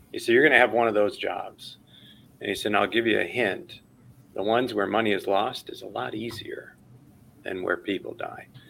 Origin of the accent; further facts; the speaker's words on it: Chicago, Illinois, United States; I grew up in Chicago, watching that all the time on WGN.